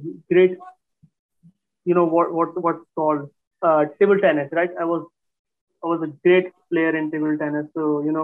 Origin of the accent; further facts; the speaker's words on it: Karachi, Sindh, Pakistan; also born or lived in Hyderabad, Pakistan; born in Hyderabad, Pakistan, and we shifted from Hyderabad to Karachi, from a smaller town to a larger, bigger town when I was 3 to 4 years old.